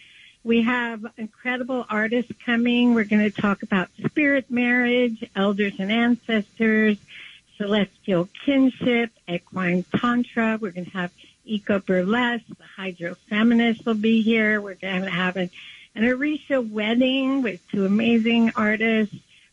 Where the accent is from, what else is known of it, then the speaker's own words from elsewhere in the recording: West Virginia, United States; I grew up in West Virginia, and I've seen firsthand the utter destruction that things like mountaintop removal cause